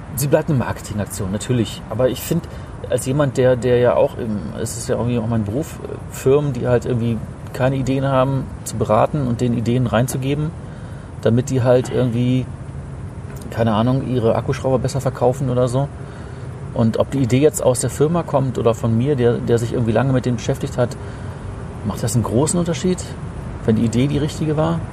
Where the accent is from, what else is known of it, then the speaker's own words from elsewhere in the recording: East Germany, Germany; Mich hatte das als, als Ostkind